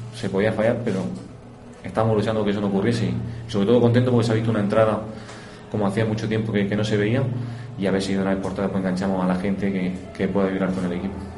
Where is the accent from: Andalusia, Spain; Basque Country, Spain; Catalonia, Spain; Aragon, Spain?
Andalusia, Spain; Linares; todos los que somos de aquí de Linares